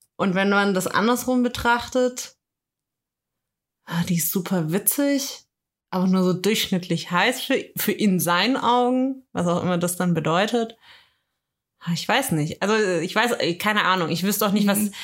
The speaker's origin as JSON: {"language": "German", "region": "Swabia", "country": "Germany", "said": "Ich bin Schwabe."}